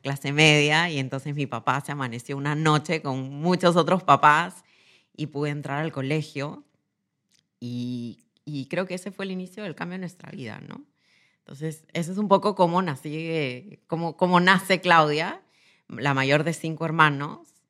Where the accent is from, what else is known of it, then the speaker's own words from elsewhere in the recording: Lima, Peru; Nací en Lima, en una familia joven